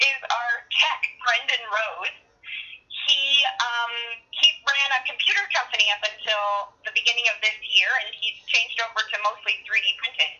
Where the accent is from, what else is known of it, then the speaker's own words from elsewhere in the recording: Edmonton, Alberta, Canada; moved away as an adult; also born or lived in Vancouver; now in Okotoks, Canada; I am originally from Edmonton